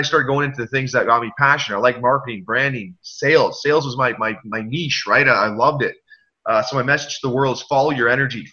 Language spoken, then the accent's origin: English; Canada; I'm a Canadian, very proud